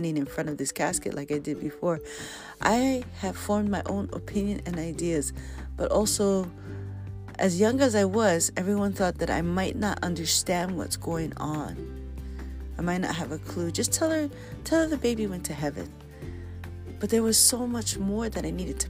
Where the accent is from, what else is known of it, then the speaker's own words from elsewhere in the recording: Hawaii, United States; being very Hawaiian